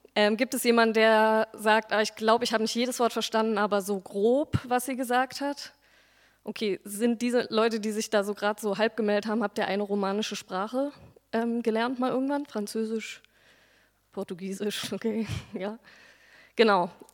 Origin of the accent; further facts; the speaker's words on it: Berlin, Germany; also born or lived in Neukölln, Berlin; Ich bin nach der Wende in Berlin-Dichtenberg aufgewachsen und zur Schule gegangen